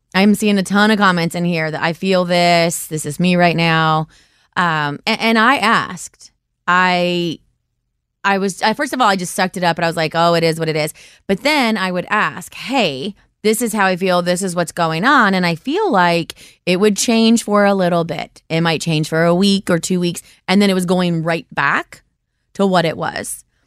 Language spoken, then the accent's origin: English; Ohio, United States; I am from Ohio. I live in Cincinnati.